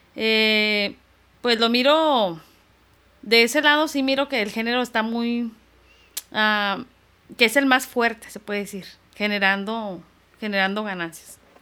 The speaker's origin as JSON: {"language": "Spanish", "town": "Tijuana", "region": "Baja California", "country": "Mexico", "tie": "born or raised there", "also_born_or_lived": "Guanajuato / Mexicali", "said": "mis padres decidieron venirse a la frontera de Tijuana, y yo llegué aquí a los 6 años"}